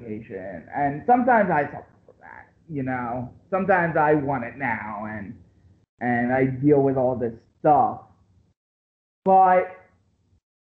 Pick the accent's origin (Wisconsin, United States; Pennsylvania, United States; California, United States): Pennsylvania, United States; Philadelphia; I'm from Philadelphia. Okay. I'm right outside of Philadelphia.